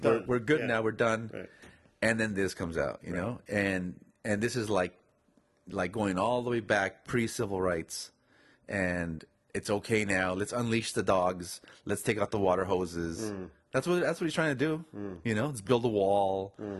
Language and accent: English; United States; And to say that in this country I can't go places, even though I'm an American